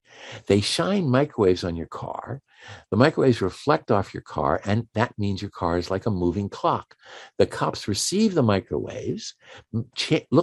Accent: Washington, District of Columbia, United States; I'm from Washington, D.C., or just outside of Washington, D.C.

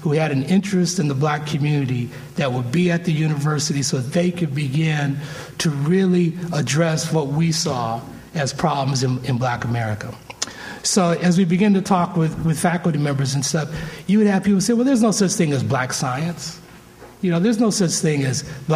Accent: Ventura, California, United States; I grew up in Ventura. Which, when I grew up, it was a small town that was overwhelmingly white

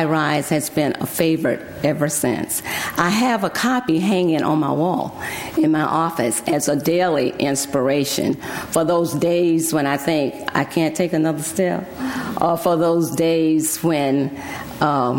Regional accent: Alabama, United States; also born or lived in Texas; now in Berkeley, United States; I was born in Alabama

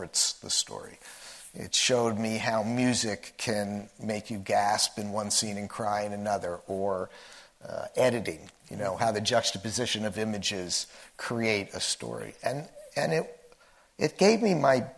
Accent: New Jersey, United States; moved away as an adult; also born or lived in Washington, D.C. / California; I grew up in New Jersey

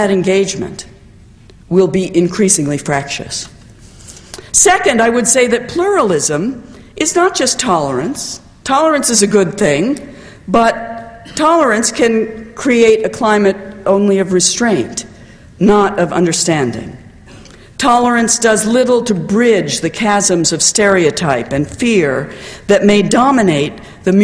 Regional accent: United States; as an American

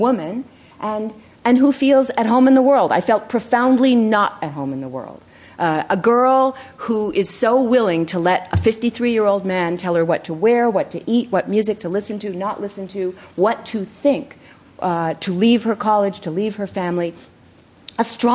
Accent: Durham, New Hampshire, United States; moved away as an adult; the house where I grew up in Durham, New Hampshire, was the only one on the block with a fence around it.

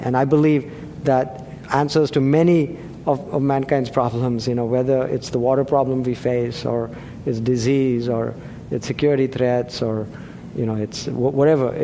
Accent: India; now in Atherton, United States; I grew up in India, we play cricket over there

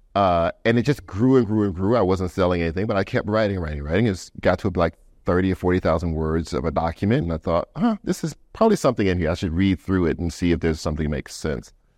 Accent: Louisiana, United States; we're both from Louisiana

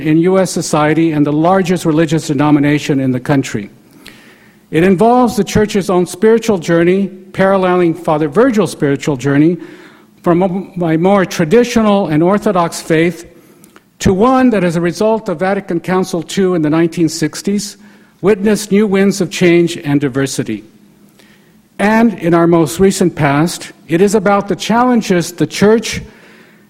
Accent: El Paso, Texas, United States; my own Catholic background growing up in El Paso, Texas, and attending Catholic schools there

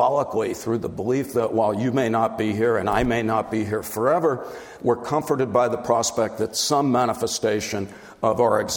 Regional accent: New Jersey, United States; I grew up in New Jersey

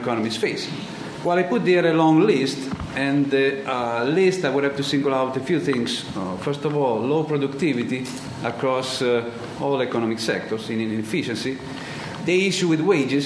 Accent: Italy; English is a second language; I was born in Italy, born and raised

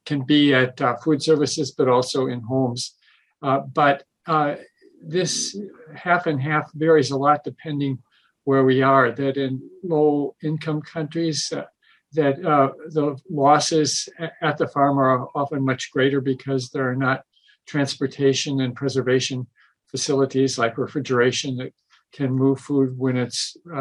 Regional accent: Midwest, United States; when I was growing up in the Midwest

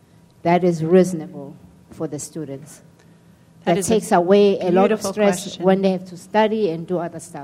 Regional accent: South Africa; moved away; I'm from South Africa

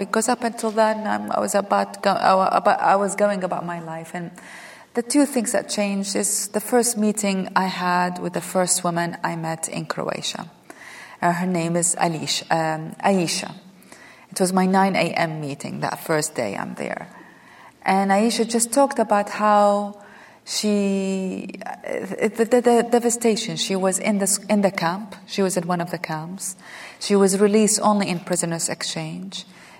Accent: Iraq; moved away as an adult; now in United States; I had recently arrived in America or been living in America. I came from Iraq in 1990, and I went back to school in America or college.

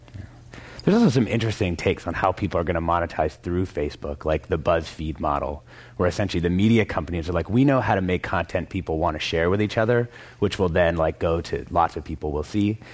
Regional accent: Vancouver, Washington, United States; my hometown in Vancouver, Washington

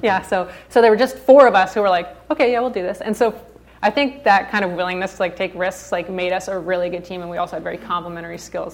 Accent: Santa Barbara, California, United States; also born or lived in Nashville, Tennessee; I was born and raised in Santa Barbara

